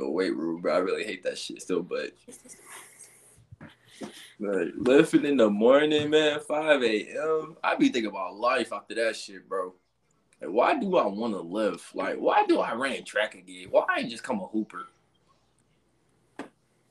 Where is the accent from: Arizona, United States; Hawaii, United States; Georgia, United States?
Georgia, United States; Atlanta; moved away; also born or lived in Albany, Georgia; I was born in Albany, but we was raised in Atlanta.